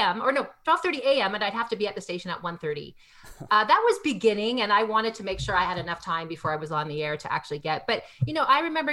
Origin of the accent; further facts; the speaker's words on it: Canada; I grew up in Canada